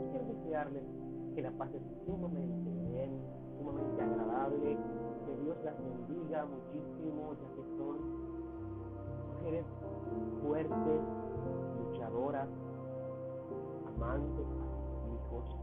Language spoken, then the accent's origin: Spanish; Dominican Republic; de República Dominicana